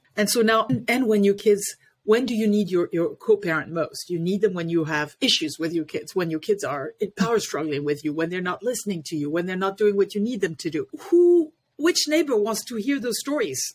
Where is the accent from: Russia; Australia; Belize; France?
France; Paris, Île-de-France; now in Washington D.C. area, United States; I was born and raised in Paris, France